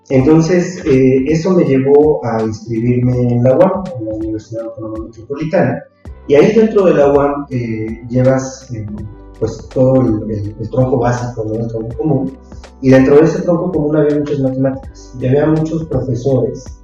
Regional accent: Texcoco, State of Mexico, Mexico; moved away as an adult; also born or lived in Xalapa; Yo soy de Texcoco, ya Texcoco, Estado eh, en México. estudiaba en la, Ciudad de México, en efecto, durante todos esos, esos años. Y eh, ya después, para estudiar la maestría, fue que a, a, Jalapa

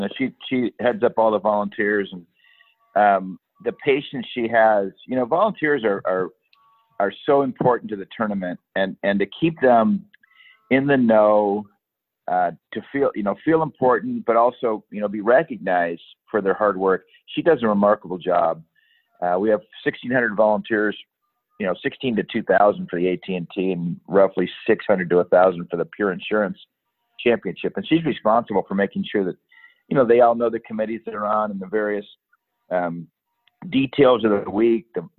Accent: Michigan, United States; moved away as an adult; also born or lived in Santa Cruz, California; now in Monterey, United States; I'm from Michigan originally, and came out in 1985.

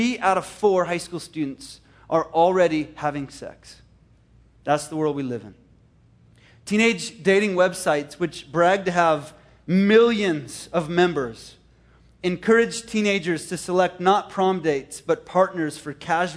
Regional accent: Canada; moved away; Canada. It's my homeland. I'm Canadian in heart

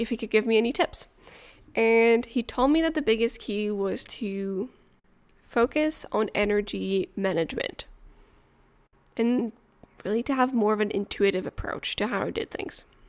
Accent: Montreal, Quebec, Canada; first language French; English is a second language; also born or lived in near Ottawa; now in Ottawa area, Canada; I am originally from Montreal, but I now live in the countryside near Ottawa.

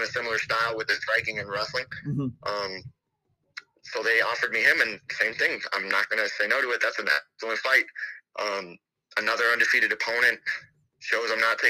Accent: Harvey, Illinois, United States; I grew up in Harvey

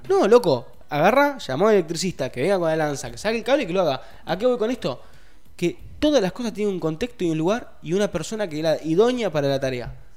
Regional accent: Rosario, Santa Fe, Argentina; yo soy de Rosario, no soy de Funes

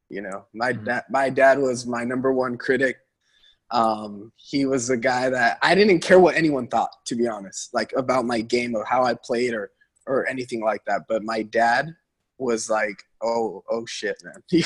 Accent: Central Valley, Northern California, United States; now in Los Angeles, United States; from the Central Valley, I knew I needed to get out of there. I mean, I'm from a small town.

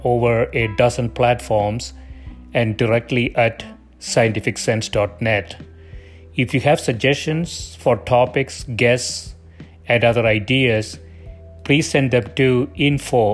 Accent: South India, India; English is a second language; moved away; I grew up in South India

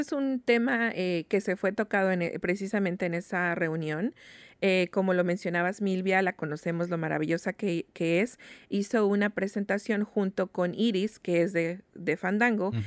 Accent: Mexico; now in Seattle, United States; nosotros como mexicanos

